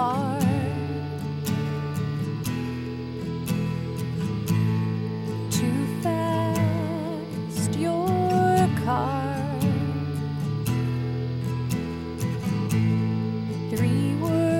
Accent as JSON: {"language": "English", "region": "Texas", "country": "United States", "said": "I'm from Texas"}